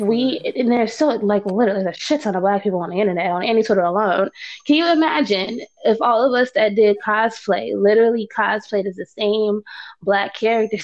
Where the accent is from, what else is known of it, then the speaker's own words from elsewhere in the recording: Florida, United States; I grew up in Florida